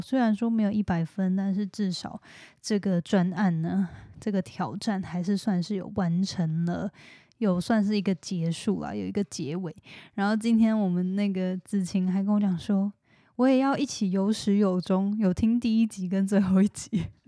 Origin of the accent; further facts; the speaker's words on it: Hualien, Hualien County, Taiwan; moved away; 我是花莲人